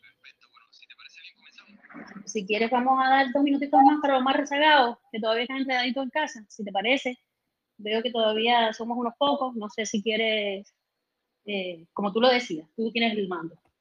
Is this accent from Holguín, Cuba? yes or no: yes; Holguín, Cuba; moved away; also born or lived in Havana; nací en Holguín, no sé si lo había dicho, no soy de La Habana